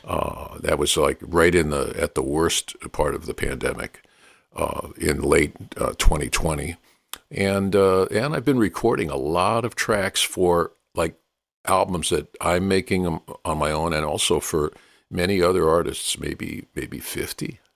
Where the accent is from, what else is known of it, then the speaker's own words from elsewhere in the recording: New York City, New York, United States; growing up in New York, New York's not exactly a blues capital